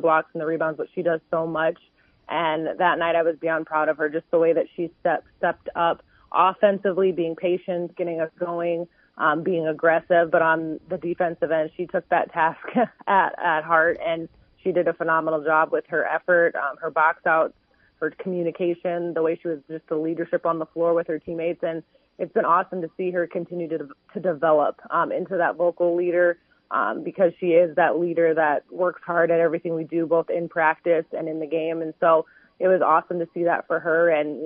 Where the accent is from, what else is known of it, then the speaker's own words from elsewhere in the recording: South Dakota, United States; my home state